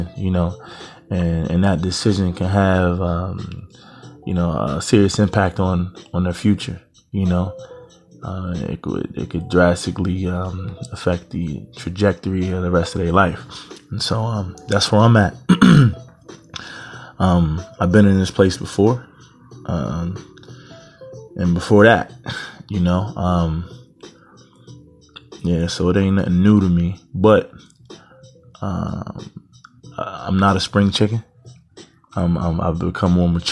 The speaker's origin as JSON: {"language": "English", "region": "Eastern Pennsylvania", "country": "United States", "tie": "born or raised there", "said": "I'm from Pennsylvania. Eastern part of Pennsylvania, about 90 minutes from Philadelphia"}